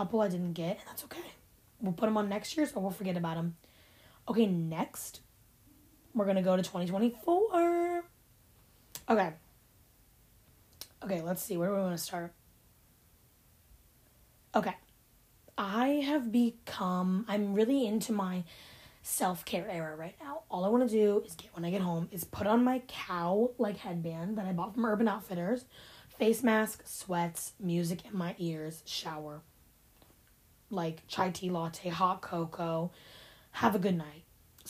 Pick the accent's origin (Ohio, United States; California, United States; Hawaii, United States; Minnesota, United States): Ohio, United States; born or raised there